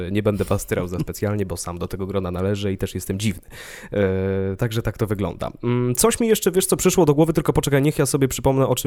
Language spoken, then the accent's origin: Polish; Wrocław, Lower Silesian Voivodeship, Poland; now in Warsaw, Poland; ja jestem z Wrocławia